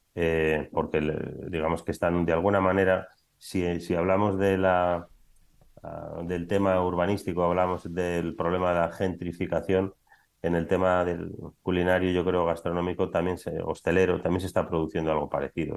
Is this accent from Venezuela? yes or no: no; Biscay, Basque Country, Spain; moved away as an adult; now in Madrid, Spain; realmente soy vizcaíno, que no bilbaíno, porque soy de un pueblo que se llama Zaya, no soy de Bilbao